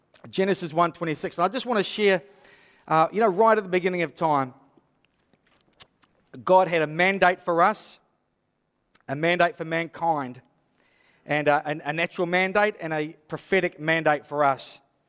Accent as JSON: {"language": "English", "town": "Hastings", "region": "South East England", "country": "United Kingdom", "tie": "born or raised there", "said": "I was brought up in Hastings. I brought up through the 80s. I know what it's like to be a youth here."}